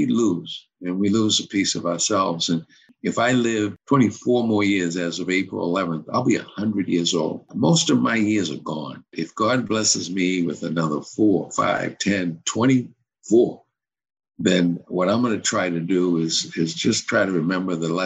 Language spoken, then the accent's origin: English; Cambridge, Massachusetts, United States; moved away as an adult; also born or lived in Potomac, Maryland / Florida; I was born and raised in Cambridge, okay, where I coached at the high school